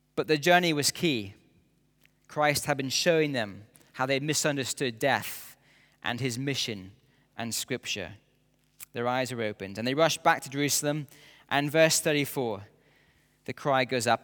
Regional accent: near Edinburgh, Scotland, United Kingdom; As a schoolboy growing up near Edinburgh

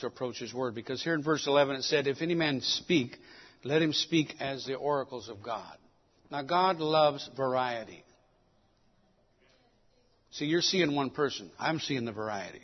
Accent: Mexico City, Mexico; I was born in Mexico City. That's why I speak two languages.

